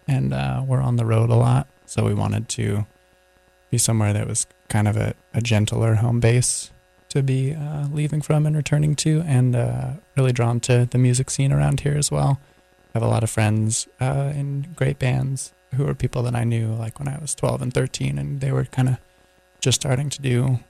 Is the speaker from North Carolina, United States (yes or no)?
yes; North Carolina, United States; moved away as an adult; also born or lived in California; And then we moved to North Carolina earlier this year. I grew up here and played in a bunch of bands and stuff, but have been in California for the last 10 years or so until recently.